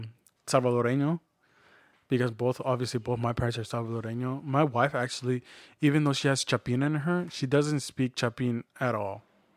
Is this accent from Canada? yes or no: yes; Canada; Like, growing up in Canada, it's not unfortunate. Like, we're actually very fortunate.